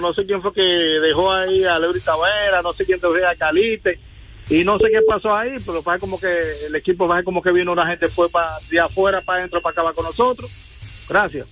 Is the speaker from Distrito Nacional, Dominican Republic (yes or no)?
no; La Vega, Dominican Republic; yo soy de La Vega y soy cibaeño desde que nací